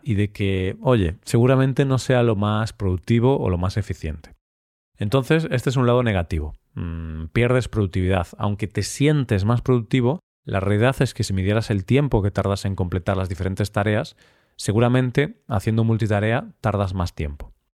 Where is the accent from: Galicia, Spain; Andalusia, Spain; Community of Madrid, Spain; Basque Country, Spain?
Galicia, Spain; somos los gallegos, los habitantes de Galicia